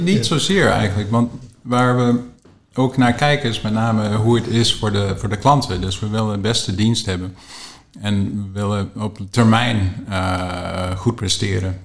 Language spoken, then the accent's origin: Dutch; Canada; accent: English; also born or lived in Rotterdam; now in Netherlands; ik ben zelf opgegroeid in Canada, dus je hoort misschien een beetje een Engels tongval als ik aan het spreken ben